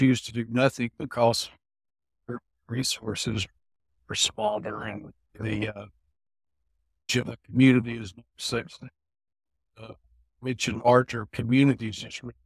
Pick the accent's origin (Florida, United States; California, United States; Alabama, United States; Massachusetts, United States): Alabama, United States; also born or lived in Starkville, Mississippi; came back to my home state of Alabama